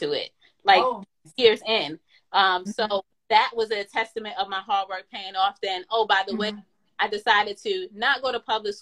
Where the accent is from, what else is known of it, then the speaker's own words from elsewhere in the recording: New York, United States; I was born in New York, the Bronx to be exact, in a northeast part called Co-op City, Section 5